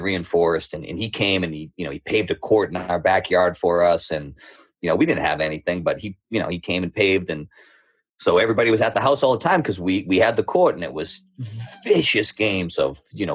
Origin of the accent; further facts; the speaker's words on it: Middleton, Massachusetts, United States; accent: thick Boston; also born or lived in Houston, Texas; I grew up on the North Shore. I grew up in a small town called Middleton. Now that I'm talking back, my accent will probably come out a little thicker.